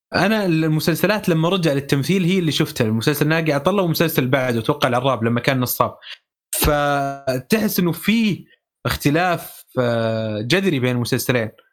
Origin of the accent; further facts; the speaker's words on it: Saudi Arabia; accent: Saudi; اللهجه السعوديه حاجز آه، لهجتنا حاجز